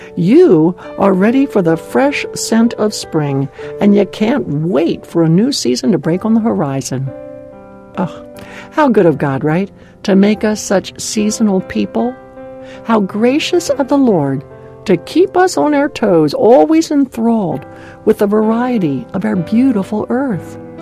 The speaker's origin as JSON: {"language": "English", "region": "Maryland", "country": "United States", "tie": "born or raised there", "moved": "yes", "lives_now": "Southern California, United States", "said": "the cold, wet winters back in my home state of Maryland"}